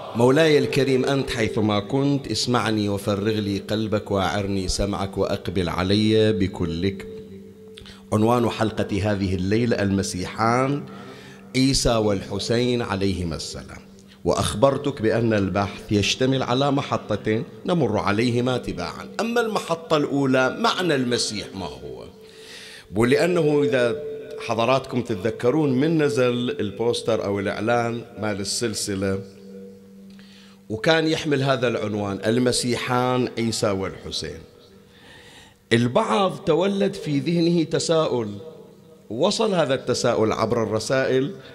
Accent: Bahrain; عندنا بالبحرين وخارج البحرين

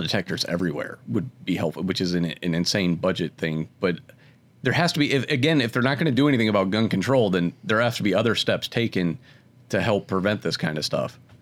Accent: Akron, Ohio, United States; I grew up in Akron.

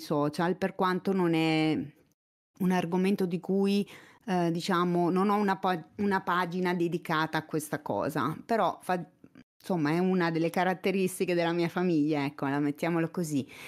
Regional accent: province of Fermo, southern Marche, Italy; moved away as an adult; also born or lived in Urbino; now in Pesaro, Italy; sono cresciuta mh, mm, nelle basse Marche, in provincia di Fermo

